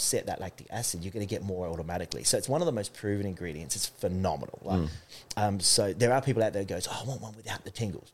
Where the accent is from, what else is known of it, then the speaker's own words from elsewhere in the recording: Hackham, South Australia, Australia; I was a kid from Hackham that had to save that money